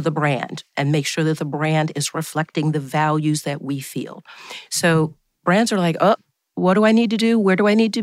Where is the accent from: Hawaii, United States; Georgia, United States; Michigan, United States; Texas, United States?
Georgia, United States; Atlanta; Growing up on Auburn Avenue, which is a very famous street, not only in Atlanta, but across the country and across the globe